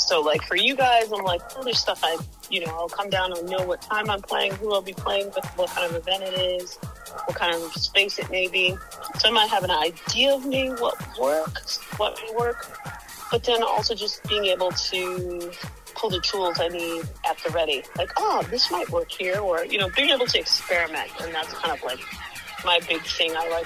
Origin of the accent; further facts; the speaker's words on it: Midwest, United States; as a Midwesterner